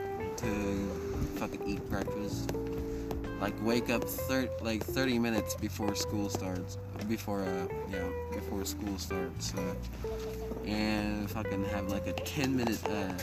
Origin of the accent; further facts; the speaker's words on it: Tennessee, United States; born there; I was born in Tennessee and moved down here. So, I'm Southern all the way around